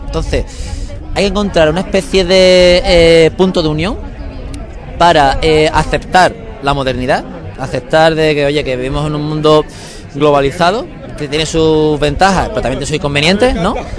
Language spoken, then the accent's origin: Spanish; Seville, Andalusia, Spain; moved away as an adult; also born or lived in Málaga; yo por motivos laborales tuve que dejar mi tierra, eh, tuve que dejar Sevilla